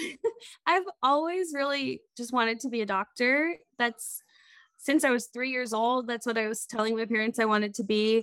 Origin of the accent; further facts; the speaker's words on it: Crawfordsville, Indiana, United States; also born or lived in Lewisburg, West Virginia; now in Indianapolis, United States; I moved back home to Indiana, where I grew up. Crawfordsville, Indiana is a small town